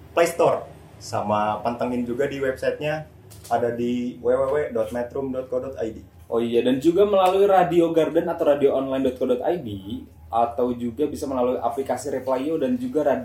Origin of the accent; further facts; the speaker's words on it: Ciamis, West Java, Indonesia; saya asal dari Ciamis